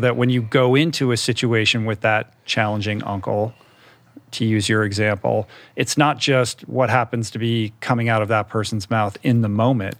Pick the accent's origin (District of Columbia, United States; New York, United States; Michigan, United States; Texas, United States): District of Columbia, United States; Washington; I grew up in Washington, D C